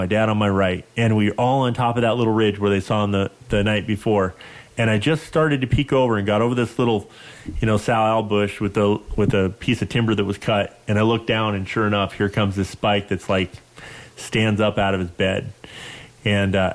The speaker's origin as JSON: {"language": "English", "region": "Western United States", "country": "United States", "tie": "born or raised there", "said": "growing up in the Western United States"}